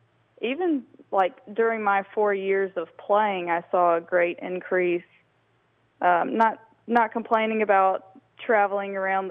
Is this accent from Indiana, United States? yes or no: no; Columbus, Georgia, United States; I grew up in Columbus, so I love the courses down there.